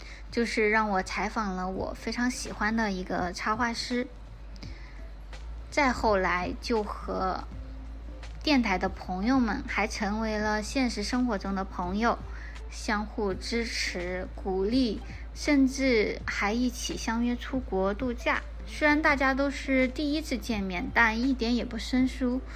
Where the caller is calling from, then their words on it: Chongqing, China; 坐标重庆，五年未变。